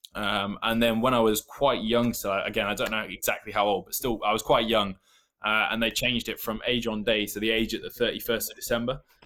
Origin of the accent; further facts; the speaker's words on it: England, United Kingdom; accent: English; I was born in England. Um, I have an English accent